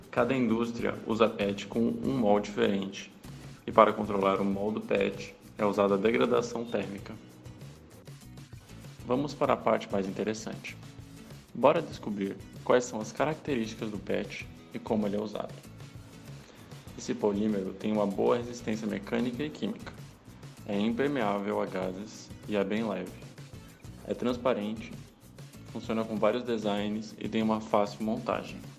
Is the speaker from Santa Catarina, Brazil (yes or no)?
yes; Florianópolis, Santa Catarina, Brazil; Vou contar para vocês sobre a política de lixo da minha cidade natal, Florianópolis, que vem fazendo um trabalho bem interessante.